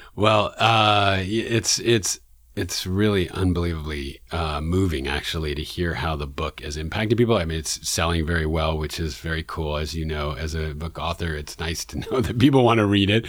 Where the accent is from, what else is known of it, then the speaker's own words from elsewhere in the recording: New York City, New York, United States; one of my experiences as a young person growing up in Man-, in Manhattan in New York City